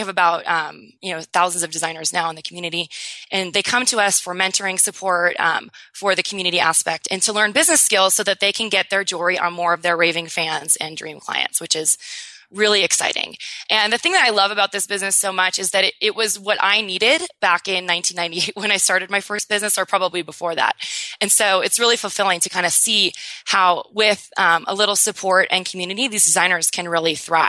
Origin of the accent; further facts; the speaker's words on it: Newport Beach, California, United States; now in New York City, United States; I'm a California native, so I can totally resonate with your San Diego lifestyle. So I grew up in Newport Beach, but I live in New York City now, which is quite different, but super fun.